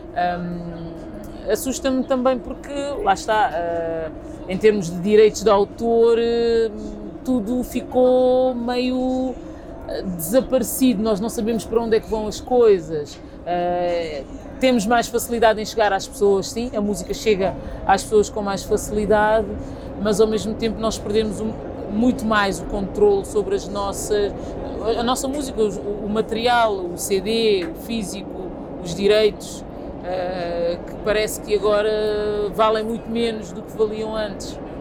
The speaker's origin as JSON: {"language": "Portuguese", "region": "Lisbon", "country": "Portugal", "tie": "born or raised there", "said": "Eu nasci em Lisboa, sou filha de imigrantes cabo-verdianos"}